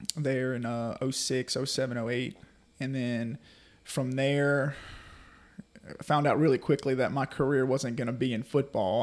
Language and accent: English; Carriere, Mississippi, United States; also born or lived in New Orleans, Louisiana; I was born in New Orleans, Louisiana, and, uh, we moved here. My, my mom and dad moved me here in two thousand. We moved to Carrier